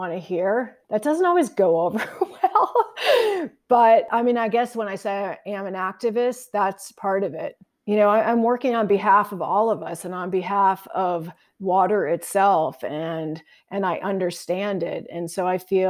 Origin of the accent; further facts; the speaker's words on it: Massachusetts, United States; moved away as an adult; now in Idaho, United States; I live in Idaho now, but I grew up in Massachusetts